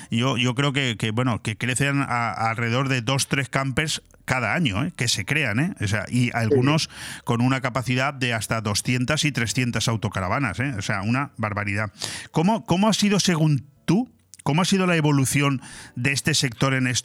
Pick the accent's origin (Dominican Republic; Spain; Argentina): Spain; Palencia, Castile and León; Sí, soy nacido en Palencia, Palencia Compe, sí.